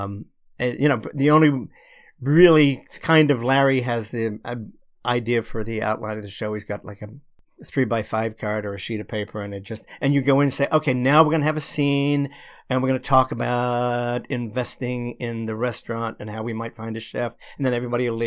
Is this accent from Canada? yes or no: no; Australia; now in United States; I'm from Australia originally